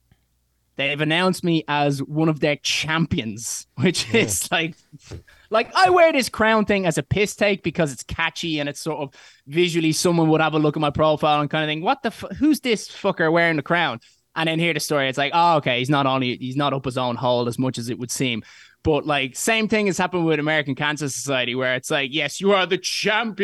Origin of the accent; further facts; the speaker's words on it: Ireland; I'm from Ireland